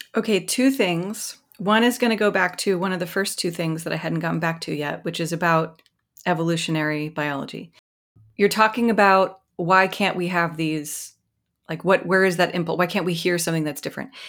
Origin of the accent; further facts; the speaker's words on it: Mississippi, United States; moved away; I'm from Mississippi. I'm from the rural South.